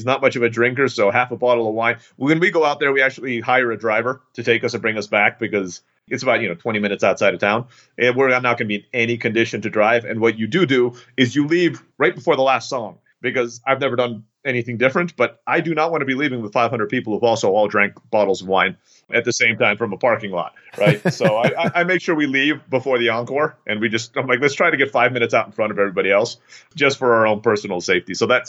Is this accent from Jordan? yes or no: no; Turkey; I grew up in Turkey and there's a place called Pamukkale